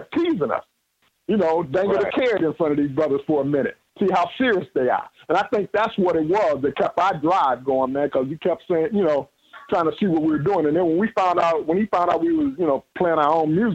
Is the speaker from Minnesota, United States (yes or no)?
yes; Minneapolis, Minnesota, United States; we come from North Minneapolis